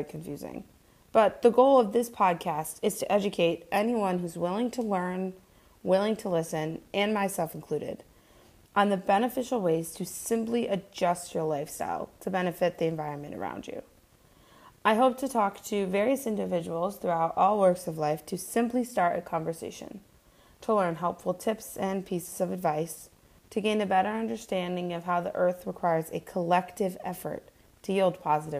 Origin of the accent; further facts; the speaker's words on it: Scranton, Pennsylvania, United States; also born or lived in Poughkeepsie, New York; born and raised in Scranton, Pennsylvania